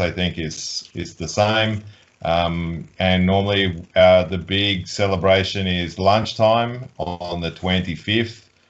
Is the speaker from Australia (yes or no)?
yes; Australia; now in Poland; I grew up in Australia with a hot Christmas in summer